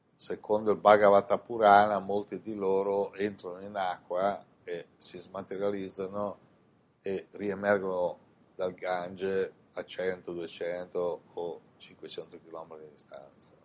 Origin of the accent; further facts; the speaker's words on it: Italy; moved away as an adult; also born or lived in India / Milan; in questa incarnazione sono nato in Italia